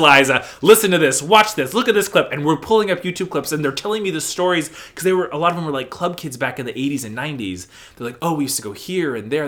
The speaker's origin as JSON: {"language": "English", "town": "Mesa", "region": "Arizona", "country": "United States", "tie": "born or raised there", "moved": "yes", "lives_now": "East Coast, United States", "said": "Born and raised in Mesa, Arizona"}